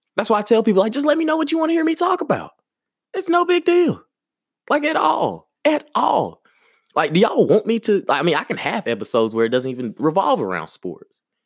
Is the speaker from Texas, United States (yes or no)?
no; Maplesville, Alabama, United States; moved away; also born or lived in Birmingham, Alabama; I'm from Maplesville, Alabama. Yes. That's exactly where I'm from. That's what made me